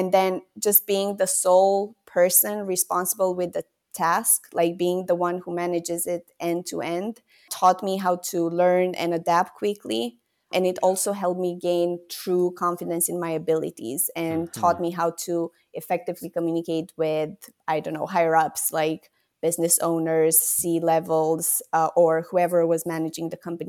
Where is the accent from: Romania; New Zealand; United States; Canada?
Romania; It's a completely different place from where I was brought up in Romania.